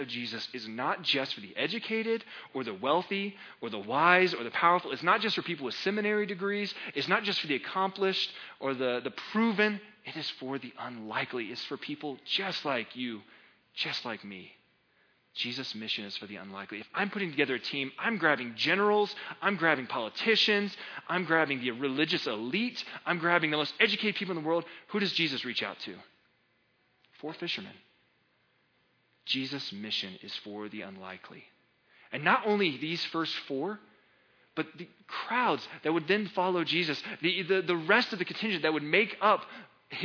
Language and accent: English; United States; I'm an American